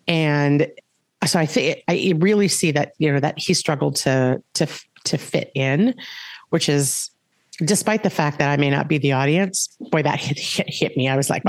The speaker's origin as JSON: {"language": "English", "region": "Minnesota", "country": "United States", "tie": "born or raised there", "also_born_or_lived": "California / Wisconsin / Pipestone, Minnesota", "said": "I primarily grew up in Minnesota. I was born in California, and at like 18 months old, we moved here. My dad is a West Central Minnesota farm kid. And, you know, my sister and I did the majority of our growing up in Minnesota"}